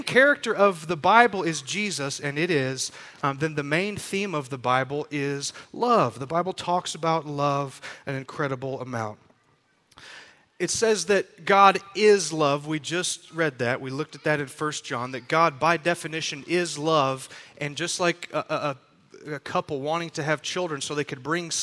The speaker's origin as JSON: {"language": "English", "region": "Texas", "country": "United States", "said": "we're from Texas"}